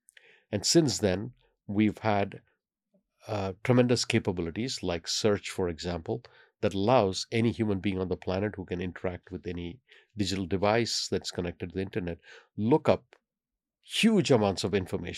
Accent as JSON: {"language": "English", "country": "India", "tie": "born or raised there", "said": "I happen to speak five by an accident of fate because I grew up in India where you're forced to learn many languages."}